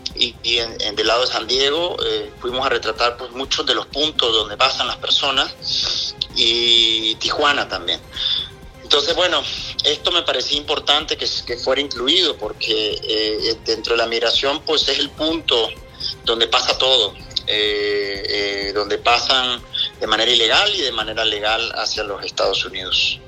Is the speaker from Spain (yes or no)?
no; Nicaragua; siendo nicaragüense